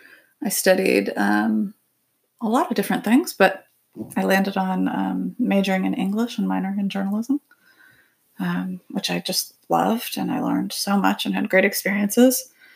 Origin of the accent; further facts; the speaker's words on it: Springfield, Virginia, United States; also born or lived in Thailand / Woodbridge, Virginia; when I was five, we moved to Springfield. And that was right when I started preschool. And that's where I lived growing up my entire life.